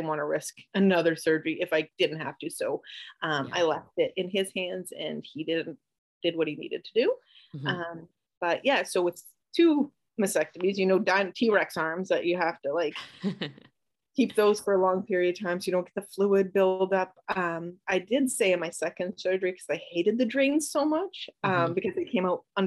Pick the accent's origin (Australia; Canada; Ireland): Canada; now in United States; I'm Canadian. My whole family's up in Canada